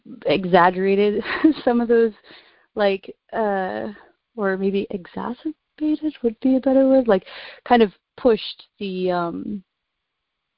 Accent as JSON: {"language": "English", "area": "near Vancouver Island", "region": "British Columbia", "country": "Canada", "tie": "born or raised there", "moved": "as an adult", "lives_now": "New York, United States", "said": "I grew up in Canada, so I've only been in New York for about 4 years"}